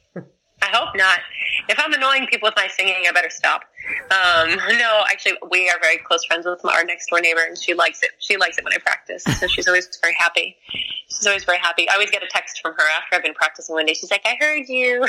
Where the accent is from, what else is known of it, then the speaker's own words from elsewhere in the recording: New York, United States; We're from New York. You know, um, I mean Bronx, Bronx, Manhattan